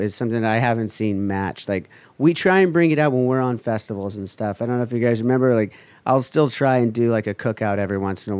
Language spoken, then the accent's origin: English; Huntington Beach, California, United States; I grew up here in Huntington Beach. I moved to Westminster for like a second, which is literally like, it's basically saying it's the outskirts of Huntington Beach.